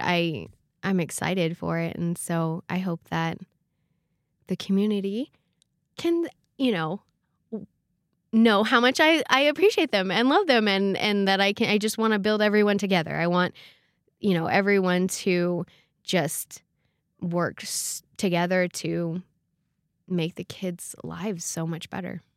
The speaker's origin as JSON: {"language": "English", "region": "California", "country": "United States", "moved": "as an adult", "lives_now": "Rexburg, United States", "said": "I come from California"}